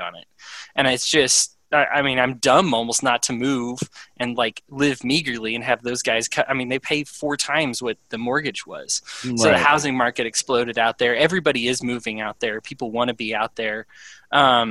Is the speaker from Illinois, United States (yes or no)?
no; Aurora, Colorado, United States; now in Utah, United States; I'm actually from Aurora. I live out here in Utah, but I've actually spent the majority of my life in Aurora